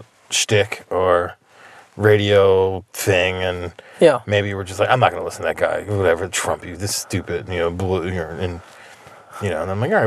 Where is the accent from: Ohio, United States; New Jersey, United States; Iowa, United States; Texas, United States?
New Jersey, United States; outside Philadelphia; moved away; I grew up in New Jersey. Yeah. I grew up outside Philly.